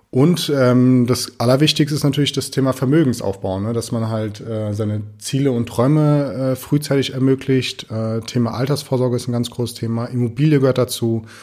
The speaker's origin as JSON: {"language": "German", "town": "Friedberg", "region": "Hesse", "country": "Germany", "tie": "born or raised there", "said": "und bin tatsächlich ja hier in äh, in Deutschland groß geworden, in Friedberg. Die Idylle Hessens."}